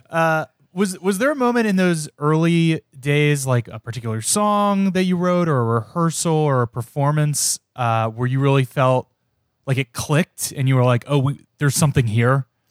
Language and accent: English; Cincinnati, Ohio, United States; I'm from Cincinnati